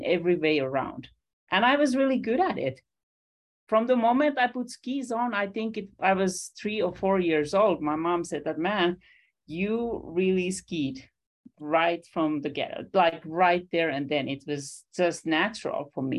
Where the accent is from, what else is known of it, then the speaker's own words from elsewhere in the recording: Finland; I'm a 70s kid growing up in Finland